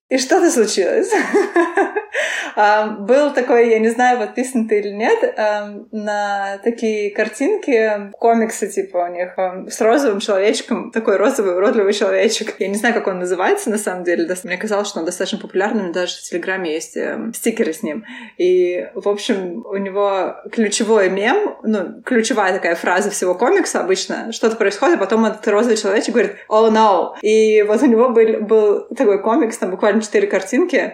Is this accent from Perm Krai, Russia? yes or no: no; Nizhny Novgorod, Nizhny Novgorod Oblast, Russia; moved away as an adult; also born or lived in Mongolia; now in Brisbane, Australia; Я из Нижнего Новгорода, но сейчас я живу в Австралии.